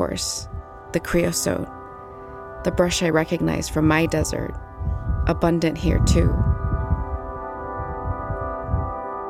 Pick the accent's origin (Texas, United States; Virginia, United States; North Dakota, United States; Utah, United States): Texas, United States; West; the one I grew up in West Texas